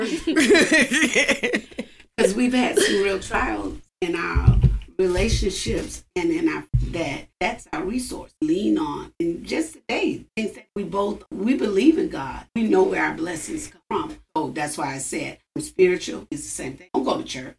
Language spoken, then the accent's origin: English; Louisville, Kentucky, United States; moved away; I was brought up in Louisville